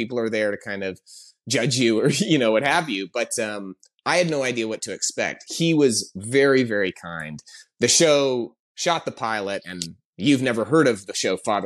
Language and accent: English; Canada; moved away as an adult; also born or lived in Toronto; now in Los Angeles, United States; I'm Canadian. I've been in LA for about 10 years now, but I came up working in Toronto